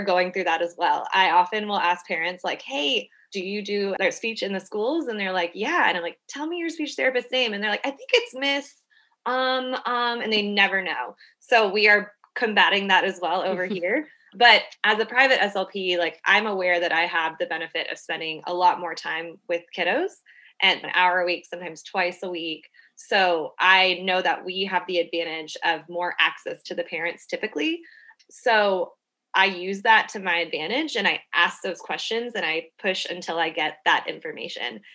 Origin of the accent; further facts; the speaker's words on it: Houston, Texas, United States; now in Austin, United States; I'm from Houston